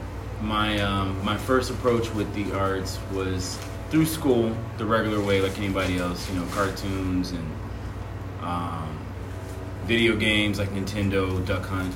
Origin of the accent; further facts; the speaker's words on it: Arizona, United States; moved away as an adult; also born or lived in Chicago; now in Florida, United States; growing up in Arizona